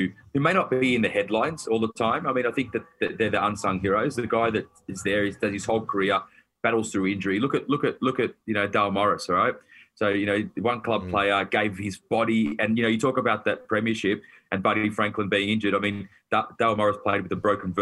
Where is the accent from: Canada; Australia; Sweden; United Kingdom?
Australia; Melbourne, Victoria; I'm a Wog from the Western Suburbs